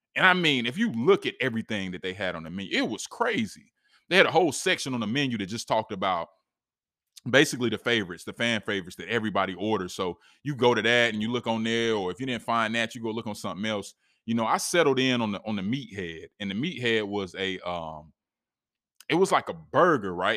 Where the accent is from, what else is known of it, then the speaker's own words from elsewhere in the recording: East Coast, United States; we come from the East Coast, we're visiting